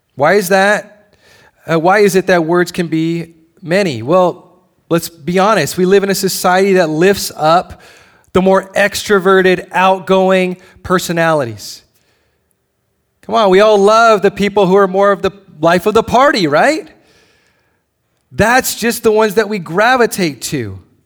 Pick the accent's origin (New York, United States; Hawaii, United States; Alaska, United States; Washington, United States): Hawaii, United States; moved away; I'm originally from Hawaii